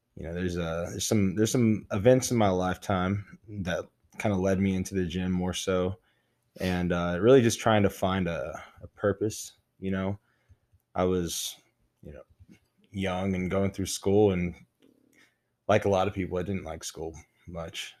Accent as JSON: {"language": "English", "town": "Midland", "region": "Texas", "country": "United States", "tie": "born or raised there", "moved": "as an adult", "lives_now": "Lubbock, United States", "said": "I grew up in Midland, Texas, you know, and came down to Lubbock"}